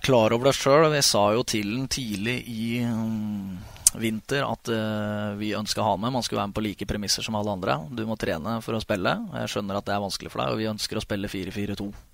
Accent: Ridabu, Innlandet, Norway; also born or lived in Hamar; jeg er født på Hamar og oppvokst på Ridabu.

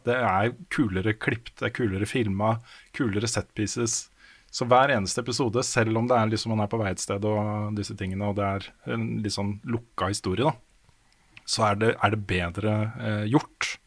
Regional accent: Våler, Østfold, Norway; moved away; Jeg vokste opp i Våler utafor Moss, jeg er nesten aldri der nå lenger.

